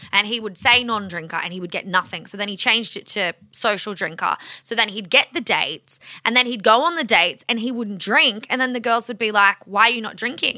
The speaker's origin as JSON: {"language": "English", "country": "Australia", "said": "we are Australian"}